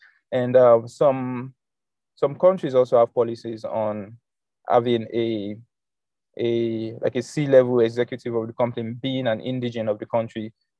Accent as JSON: {"language": "English", "country": "South Africa", "said": "Like, I'm a South African, I can sign up on HostNowNow and get a domain name"}